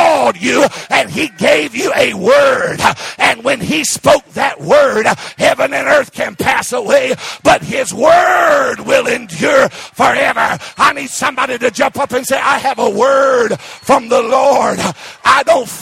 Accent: Arkansas, United States; I was raised in Arkansas

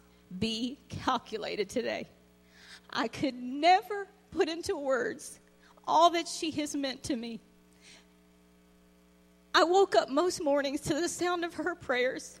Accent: Virginia, United States; Virginia, where I was raised

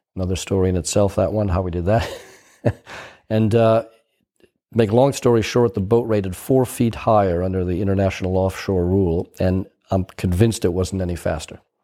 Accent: United States; moved away as an adult; also born or lived in Cowes, United Kingdom; me being an American in Europe

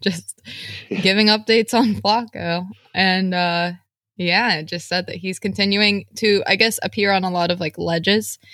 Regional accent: West Virginia, United States; moved away as an adult; I grew up in very rural West Virginia, farming

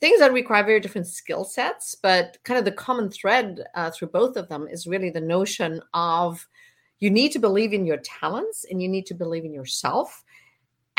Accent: southwest Germany, Germany; I grew up in Southwest Germany

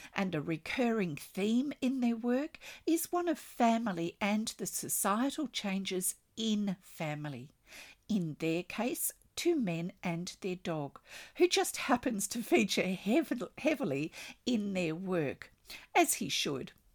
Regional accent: Australia; I'm an Australian textile artist

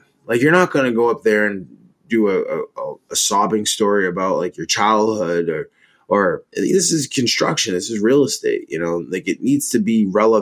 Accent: Maine, United States; now in DC, Maryland, Virginia area, United States; I'm from Maine, so I'm used to dealing with 2-3 feet of snow

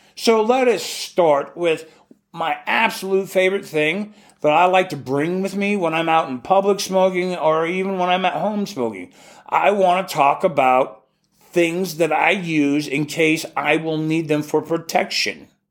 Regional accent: Alaska, United States; we grew up calling them in Alaska

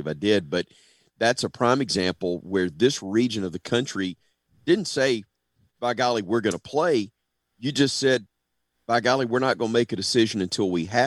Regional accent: Birmingham, Alabama, United States; I grew up in Birmingham and was born in 70

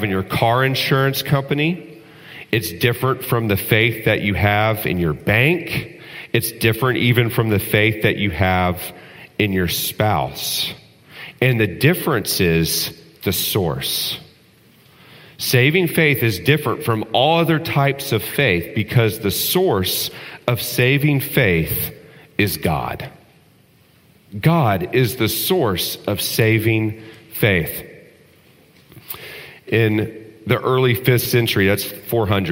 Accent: Texas, United States; When I was growing up in Texas

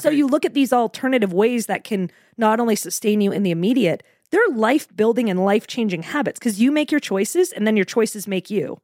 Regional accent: Portland, Maine, United States; moved away as an adult; now in Florida, United States; I'm actually, um, from Portland, Maine originally. I, I stayed there right through college

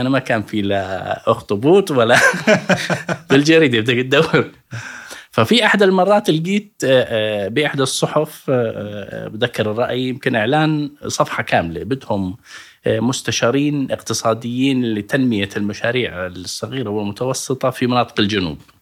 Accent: Al-Karak, Karak Governorate, Jordan; moved away as an adult; also born or lived in Irbid; أنا ابن الكرك ودرست باليرموك

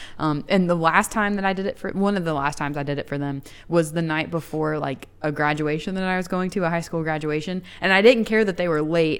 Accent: Chattanooga, Tennessee, United States; We're actually from Chattanooga

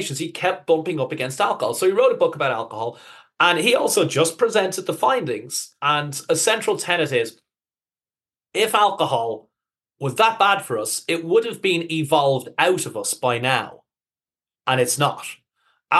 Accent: Ireland; moved away; also born or lived in United Kingdom / Netherlands; I'm obviously from Ireland, spent almost 20 years living in Holland.

